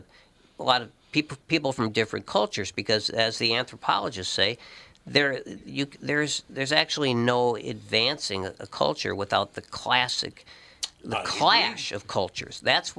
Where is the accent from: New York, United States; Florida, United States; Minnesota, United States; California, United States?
Minnesota, United States; St. Paul; I mean, I grew up on Cretan Avenue in St. Paul